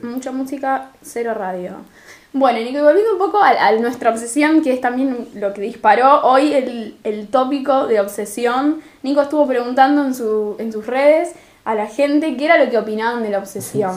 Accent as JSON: {"language": "Spanish", "town": "Rosario", "region": "Santa Fe", "country": "Argentina", "said": "en Rosario no te pronunciamos una R ni una S, pero ni que nos paguen"}